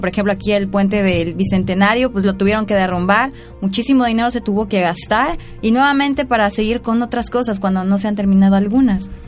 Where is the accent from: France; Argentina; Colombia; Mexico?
Mexico; las raíces de nuestro México